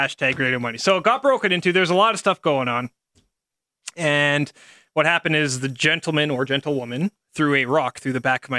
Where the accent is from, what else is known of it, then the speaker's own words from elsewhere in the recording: St. Albert, Alberta, Canada; I'm a minority from St. Albert